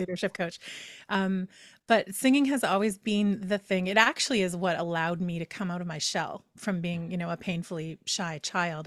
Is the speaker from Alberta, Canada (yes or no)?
yes; Edmonton, Alberta, Canada; moved away as an adult; in my hometown of Edmonton, Alberta